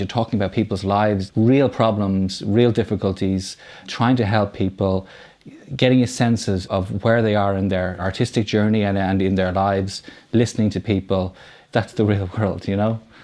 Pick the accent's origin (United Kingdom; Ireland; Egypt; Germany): Ireland; Dublin, Leinster; I grew up in Foxfield in Rhieni. So, um, the three films I've made so far, they're Dublin films